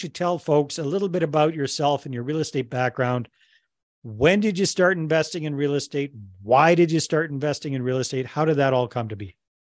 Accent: Canada; I'm Canadian myself

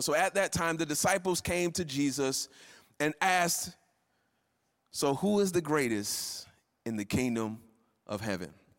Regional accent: Florida, United States; moved away; I'm from Florida and I grew up, you know, going to fairs

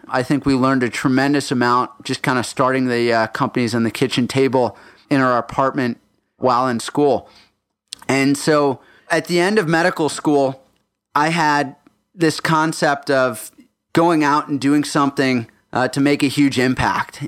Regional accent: Houston, Texas, United States; also born or lived in Johannesburg, South Africa / Minnesota; we went down south to Houston, Texas, where I did my first through twelfth grade.

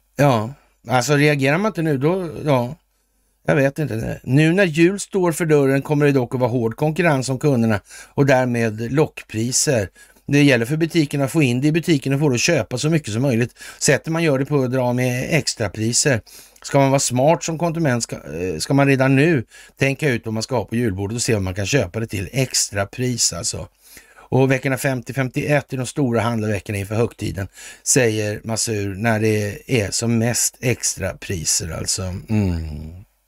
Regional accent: Sweden; vi är svenskar

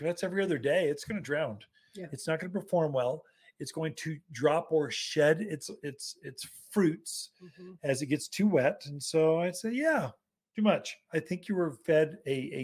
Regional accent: the South, United States; accent: Southern; now in Prescott, United States; a Southern boy

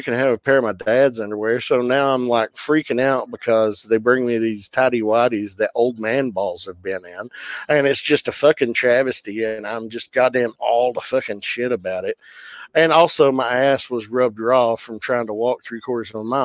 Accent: the Bible Belt, United States; I grew up in the Bible Belt.

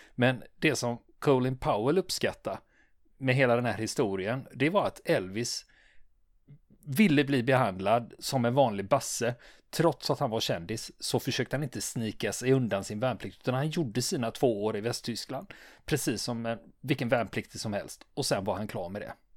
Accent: Sweden; vi svenskar

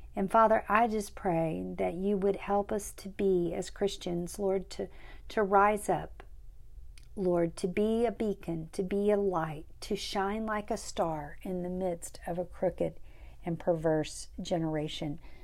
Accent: Kerrville, Texas, United States; moved away as an adult; now in Uvalde, United States; I grew up in Kerrville.

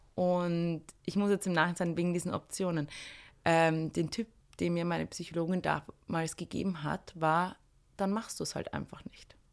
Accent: Austria; ich bin in einem kleinen Dorf aufgewachsen, zwar in der Nähe von Wien

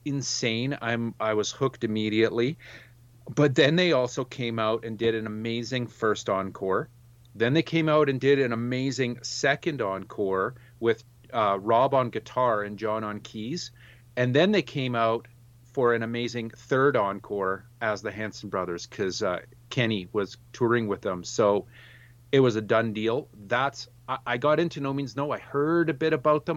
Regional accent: Saskatoon, Saskatchewan, Canada; my hometown of Saskatoon, Saskatchewan

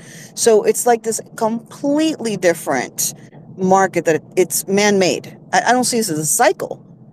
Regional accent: Florida, United States; I'm from Florida.

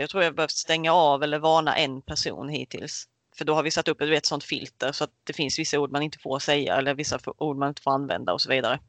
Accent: Karlshamn, Blekinge, Sweden; jag kommer från Karlshamn eh, som ligger i lilla Blekinge

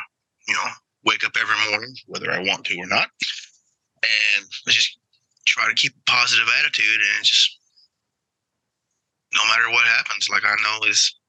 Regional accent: Charleston, South Carolina, United States; I grew up in South Carolina on the Charleston Naval Base.

